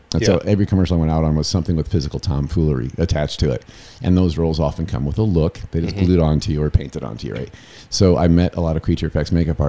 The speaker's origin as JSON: {"language": "English", "region": "Indiana", "country": "United States", "tie": "born or raised there", "moved": "as an adult", "lives_now": "Los Angeles, United States", "said": "I grew up in Indiana."}